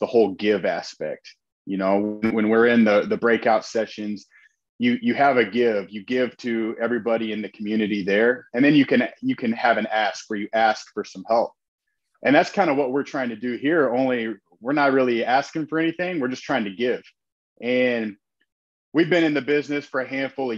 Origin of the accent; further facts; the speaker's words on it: Indianapolis, Indiana, United States; now in Northwest Indiana, United States; I'm originally from Indianapolis, live in Northwest Indiana now.